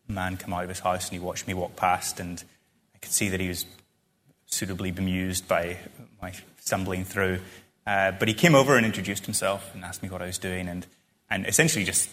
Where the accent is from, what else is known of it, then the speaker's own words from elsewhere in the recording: Northern Ireland, United Kingdom; I feel very attached to that very specific spot where I grew up in Ireland